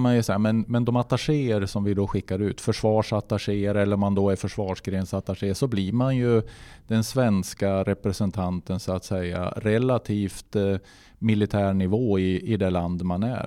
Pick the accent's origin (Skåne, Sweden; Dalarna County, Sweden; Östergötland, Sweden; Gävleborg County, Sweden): Gävleborg County, Sweden; Gnarp; also born or lived in Hudiksvall; Gnarp är ju min födelsort och eh, det är där jag är uppvuxen